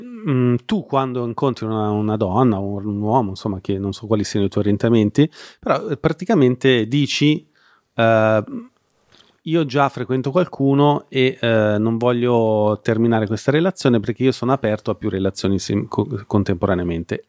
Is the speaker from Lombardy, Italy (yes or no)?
yes; Milan, Lombardy, Italy; moved away as an adult; now in Como, Italy; io, che sono milanese, che da qualche anno abito a Como